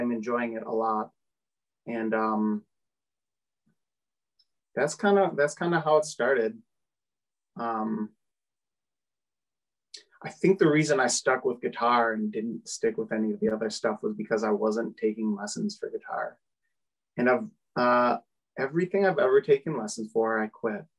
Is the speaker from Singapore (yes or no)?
no; Oshkosh, Wisconsin, United States; moved away as an adult; now in Milwaukee, United States; I'm from Oshkosh